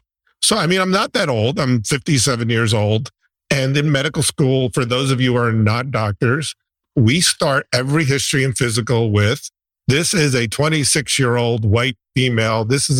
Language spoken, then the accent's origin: English; Newark, New Jersey, United States; I grew up in Newark. My father was a police officer.